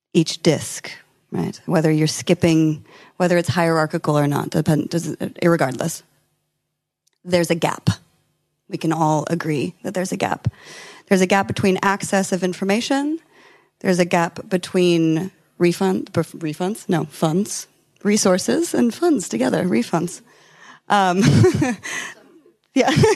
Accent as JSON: {"language": "English", "region": "California", "country": "United States", "said": "I'm from California"}